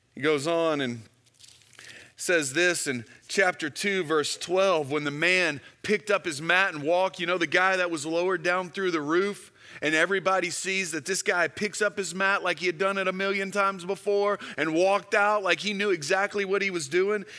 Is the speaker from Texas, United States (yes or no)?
yes; Houston, Texas, United States; When I was in high school, I grew up in Houston, Texas